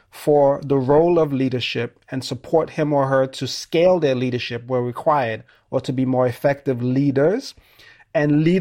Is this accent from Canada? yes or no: no; Sierra Leone; I'm originally from Sierra Leone.